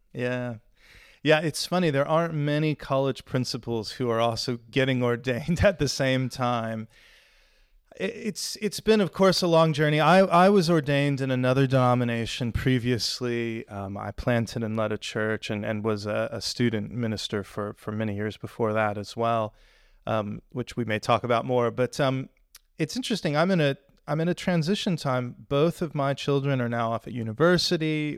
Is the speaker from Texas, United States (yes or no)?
yes; Houston, Texas, United States; moved away as an adult; now in Sheffield, United Kingdom; I grew up in Houston